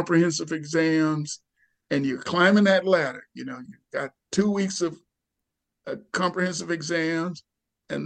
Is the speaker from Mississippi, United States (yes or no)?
yes; Mississippi, United States; born or raised there; moved away; also born or lived in Seattle, Washington / Albany, New York